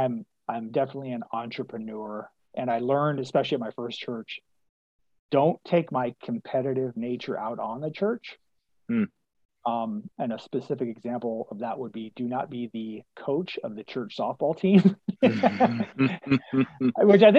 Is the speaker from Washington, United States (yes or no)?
yes; Spokane, Washington, United States; also born or lived in West Michigan; now in Phoenix, United States; living in Phoenix compared to growing up in Spokane or living in West Michigan